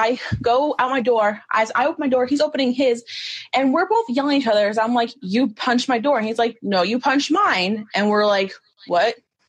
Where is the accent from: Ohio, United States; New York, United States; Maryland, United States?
New York, United States; I'm from New York, by the way.